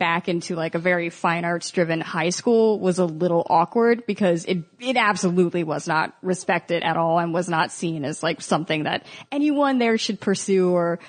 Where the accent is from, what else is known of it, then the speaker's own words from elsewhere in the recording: Baltimore, Maryland, United States; Where'd you grow up? Baltimore.